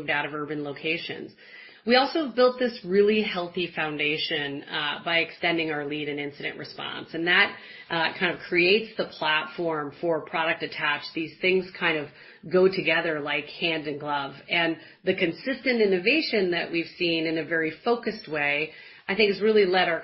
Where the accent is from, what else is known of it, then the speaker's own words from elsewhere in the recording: Midwest, United States; I'm a Midwesterner